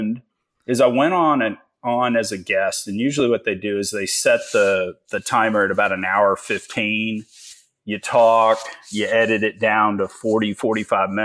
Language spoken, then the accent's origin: English; Richmond, Texas, United States; I grew up in small town Richmond, Texas